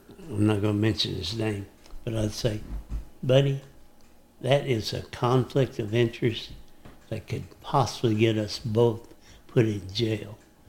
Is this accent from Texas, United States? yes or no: yes; Dallas, Texas, United States; now in Henderson County, Texas, United States; growing up around Dallas